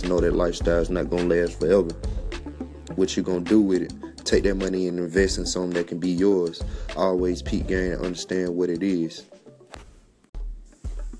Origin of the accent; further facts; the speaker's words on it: the South, United States; I'm from the South